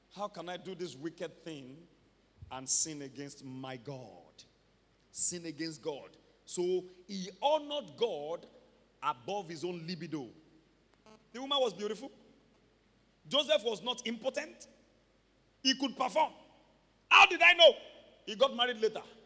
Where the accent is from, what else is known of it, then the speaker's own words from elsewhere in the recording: Ibadan, Oyo, Nigeria; growing up in Mokola